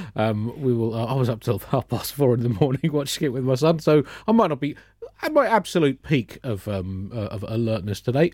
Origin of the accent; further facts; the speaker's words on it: United Kingdom; we Brits